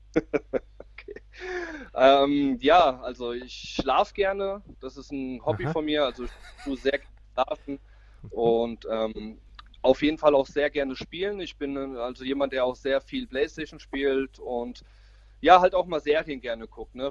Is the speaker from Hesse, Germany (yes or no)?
yes; Braunfels, Hesse, Germany; Ich komme aus Mittelhessen, ähm, genauer gesagt aus Braunfels